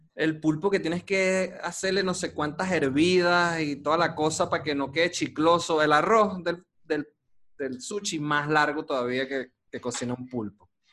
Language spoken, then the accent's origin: Spanish; Venezuela